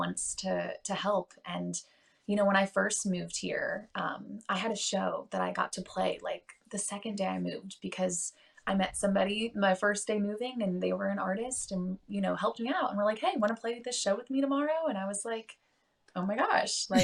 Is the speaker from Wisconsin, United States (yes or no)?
no; St. Louis, Missouri, United States; now in Nashville, United States; I'm in St. Louis, it's my hometown